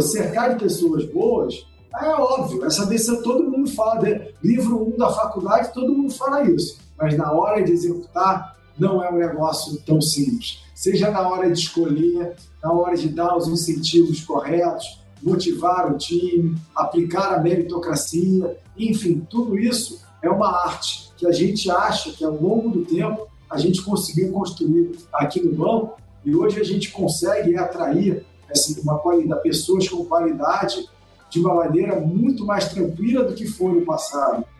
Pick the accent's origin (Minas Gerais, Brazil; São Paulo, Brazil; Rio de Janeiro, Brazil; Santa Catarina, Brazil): Rio de Janeiro, Brazil; accent: carioca; eu sou carioca, né? Como o sotaque deve dar para perceber